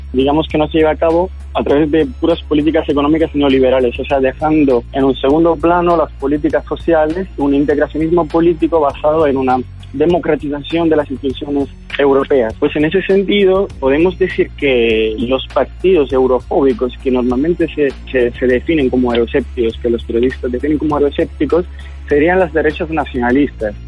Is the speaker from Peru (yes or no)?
no; Italy; Spanish is a second language; moved away; also born or lived in Madrid; soy italiano, politólogo